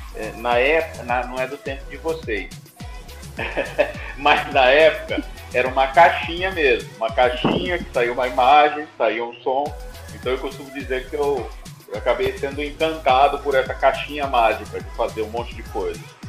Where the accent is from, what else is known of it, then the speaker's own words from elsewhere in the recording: Guarujá, São Paulo, Brazil; moved away as an adult; also born or lived in Campo Grande; now in Vitória, Brazil; Eu sou paulista, né? Eu morei muitos anos em São Paulo capital, mas eu sou é, eh, natural, né? De eh, Guarujá, que é litoral sul de São Paulo